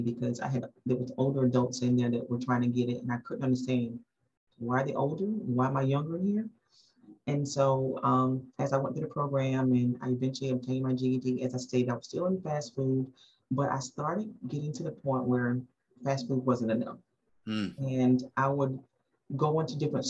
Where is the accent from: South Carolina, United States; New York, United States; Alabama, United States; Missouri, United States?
South Carolina, United States; moved away as an adult; also born or lived in Baltimore, Maryland; now in Durham, United States; born in Baltimore, Maryland, mom was in the military, eventually got rerouted back to South Carolina, where the majority of my family was located at, grew up in South Carolina, spent basically all my life there